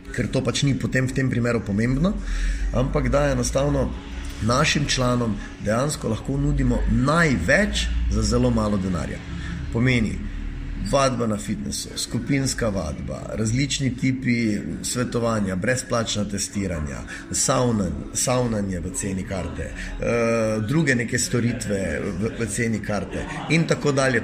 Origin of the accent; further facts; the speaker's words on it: Maribor, Drava, Slovenia; kot Mariborčan ali pa kot nekdo, ki je iz Maribora, eh, pa dela, pa je uspešen v svojem delu